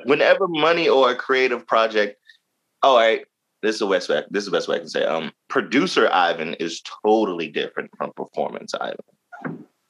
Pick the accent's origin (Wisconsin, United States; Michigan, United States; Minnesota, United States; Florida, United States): Florida, United States; Jacksonville; now in Baltimore, United States; I'm originally from Jacksonville, Florida, Duval County, born and raised.